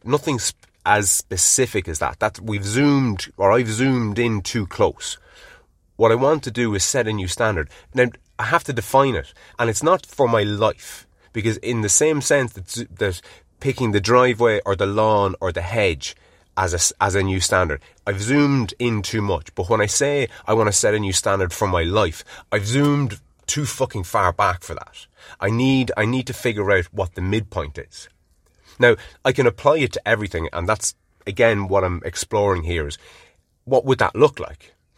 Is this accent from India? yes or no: no; Ireland; being Irish